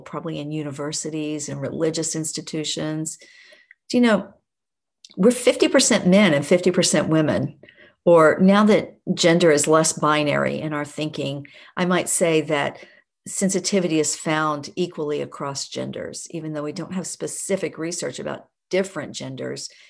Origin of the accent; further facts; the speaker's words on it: Oklahoma, United States; I grew up in Oklahoma in a very rural area.